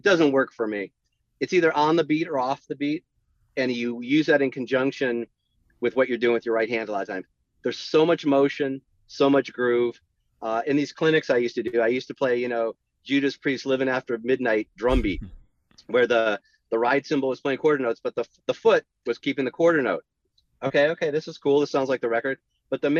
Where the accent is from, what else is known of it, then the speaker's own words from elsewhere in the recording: San Jose, California, United States; I grew up in the Bay Area in San Jose.